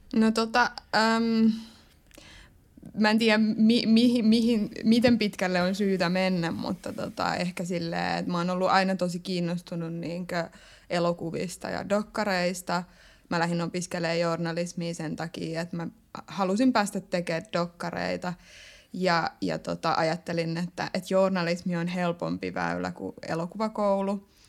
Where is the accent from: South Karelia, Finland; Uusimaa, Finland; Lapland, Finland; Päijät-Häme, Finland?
Päijät-Häme, Finland; Lahti; moved away as an adult; now in Tampere, Finland; Lahessa, mistä mä oon kotoisin